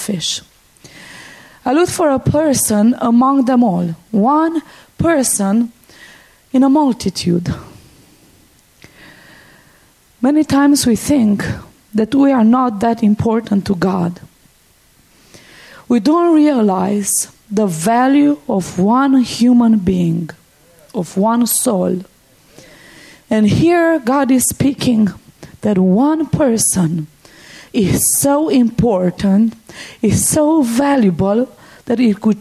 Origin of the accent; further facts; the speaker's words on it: Cluj-Napoca, Transylvania, Romania; I was born and raised in Romania, in the part of Romania, in the western part of Romania that many people know as Transylvania. And we live right in the heart of Transylvania. That's where Cluj is, our city.